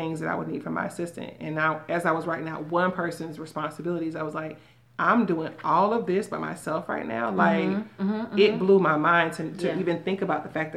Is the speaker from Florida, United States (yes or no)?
yes; Miami, Florida, United States; now in Tampa, United States; I'm from Miami